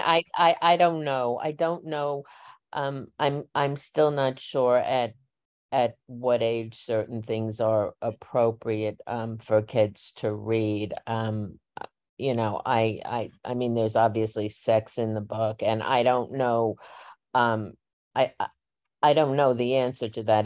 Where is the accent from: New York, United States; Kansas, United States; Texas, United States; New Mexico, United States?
New York, United States; New York City; I grew up in Northeast Queens